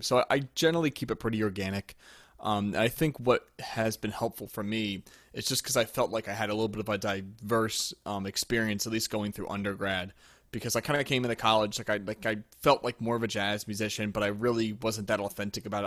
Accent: near West Chester, Pennsylvania, United States; moved away as an adult; also born or lived in Louisiana; I grew up near Westchester in Pennsylvania.

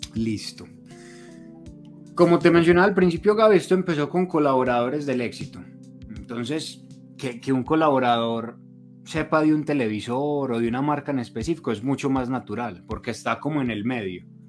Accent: Colombia; nosotros como colombianos

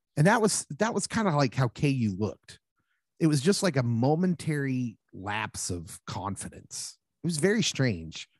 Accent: Lawrence, Kansas, United States; I grew up in Lawrence, of course, and went to, went to school there

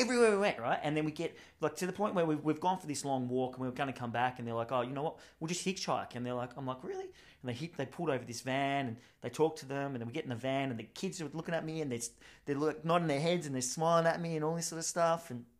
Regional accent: Canada; Let me just talk to them because we're Canadian and then we'll figure something out.

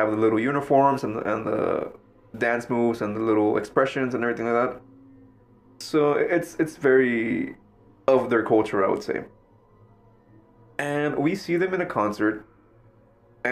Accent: Mexico; now in United States; I grew up in Mexico

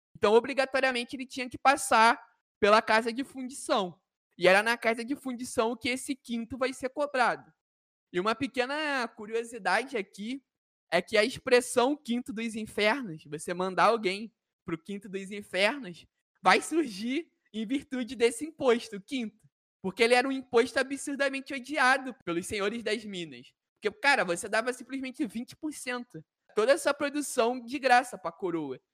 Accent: Brazil; nós somos brasileiros

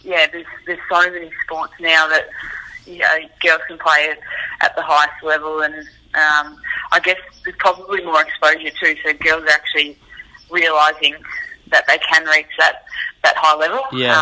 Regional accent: Hamilton, Waikato, New Zealand; Luckily for me, I was still able to play quite a lot of sport growing up in Hamilton.

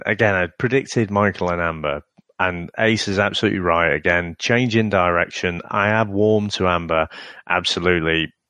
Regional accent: Manchester, North West England, United Kingdom; I'm from Manchester.

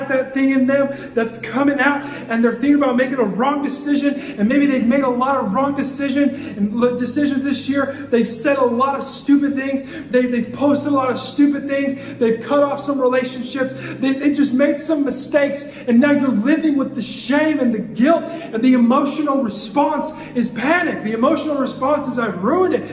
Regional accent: Nampa, Idaho, United States; moved away; I am from Idaho, and everyone thinks that's like country

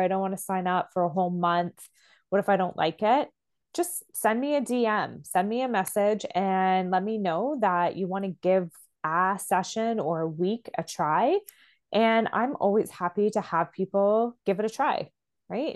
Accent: Canada; I'm Canadian

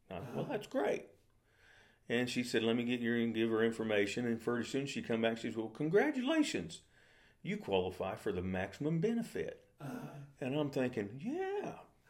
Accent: Mountain Home, United States; also born or lived in Germany; I grew up down in Mountain Home.

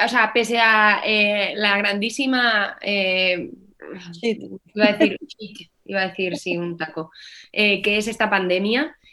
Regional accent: Navalmoral de la Mata, Extremadura, Spain; aquí en mi pueblo, en la Almoral de la Mata, Allí, pues con mis 12 añitos, 11, empecé a estudiar clarinete

